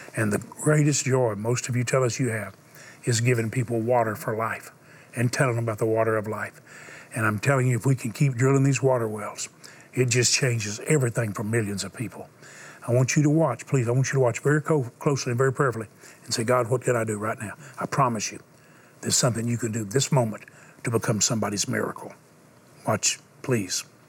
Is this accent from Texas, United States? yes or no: yes; Houston, Texas, United States; I was born in Houston